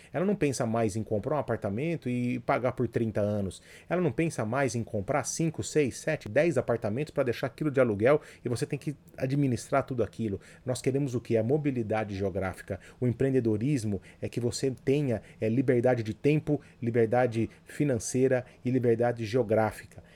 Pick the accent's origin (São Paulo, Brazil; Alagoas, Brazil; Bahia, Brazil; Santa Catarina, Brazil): São Paulo, Brazil; Jundiaí; o posto de gasolina era do lado da minha casa ali, então foi onde eu cresci